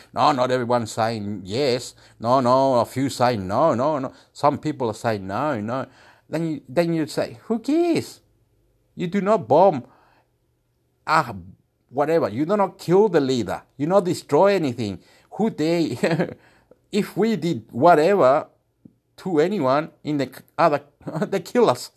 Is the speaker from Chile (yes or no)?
yes; Chile; I'm from Chile